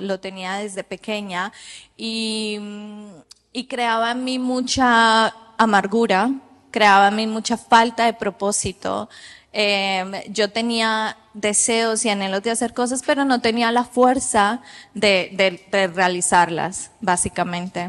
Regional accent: Colombia; moved away as an adult; yo soy de Colombia. Cuando yo tengo ocho años

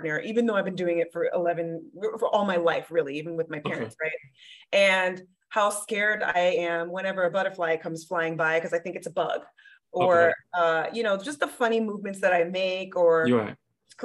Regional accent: Miami, Florida, United States; now in Arizona, United States; I'm from Miami, Florida.

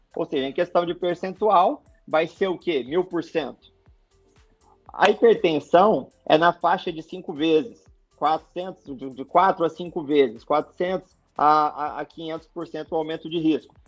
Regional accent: Mato Grosso, Brazil; moved away as an adult; also born or lived in Belo Horizonte, Minas Gerais / Porto Alegre; now in Florianópolis, Brazil; sou natural mesmo, sou de Minas, de BH, mas fui criado no Mato Grosso. Nem cheguei a criar raízes em, em Minas, já fui direto para o Mato Grosso

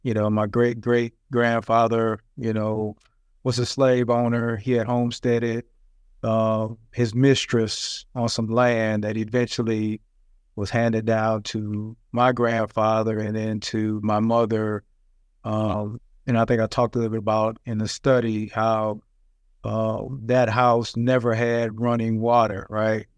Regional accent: Flint, Michigan, United States; I was born and raised in Flint, Michigan

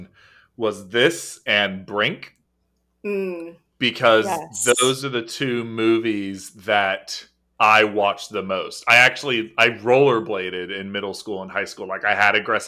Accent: Orlando, Florida, United States; I'm from Orlando, Florida

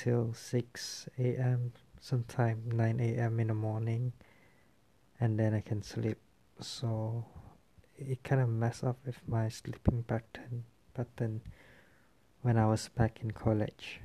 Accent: Kuching, Sarawak, Malaysia; I come from Sarawak, from Kuching

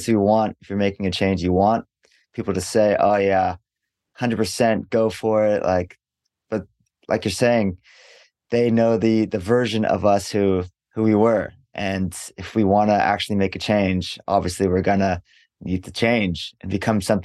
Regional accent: Los Angeles, California, United States; moved away as an adult; now in Osaka, Japan; I grew up in Los Angeles

